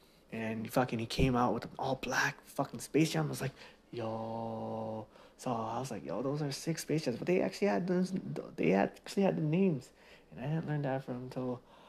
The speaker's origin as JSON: {"language": "English", "country": "Philippines", "said": "But being Filipino, they always give me all this fake Filipino shirts and fake Filipino shoes."}